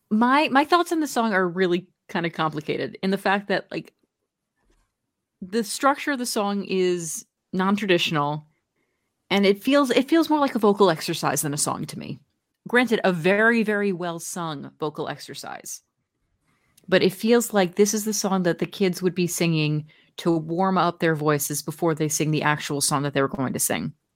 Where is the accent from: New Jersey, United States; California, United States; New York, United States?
New Jersey, United States; born and raised in my home state of New Jersey